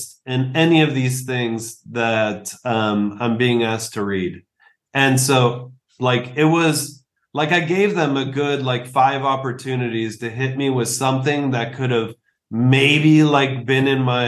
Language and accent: English; Southern California, United States; born or raised there; also born or lived in Mexico